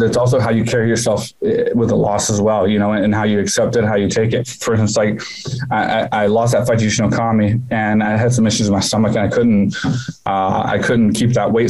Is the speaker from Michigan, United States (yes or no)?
no; Houston, Texas, United States; moved away as an adult; now in Thailand; my hometown for the first time, Houston